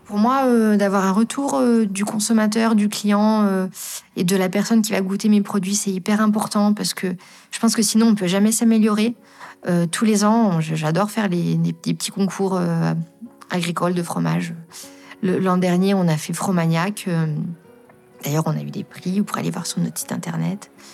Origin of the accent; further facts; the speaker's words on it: Lorraine, Grand Est, France; moved away as an adult; also born or lived in Vercors; now in Bouvante, France; Je suis originaire de Lorraine, j'ai grandi en Lorraine, à la campagne aussi, hein, mais euh, je suis arrivée dans le Vercors il y a 5 ans